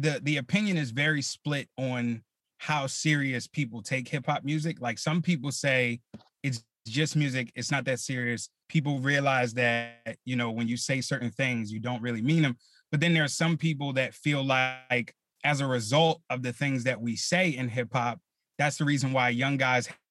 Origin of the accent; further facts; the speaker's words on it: Philadelphia, Pennsylvania, United States; growing up in Philly, in the neighborhood I grew up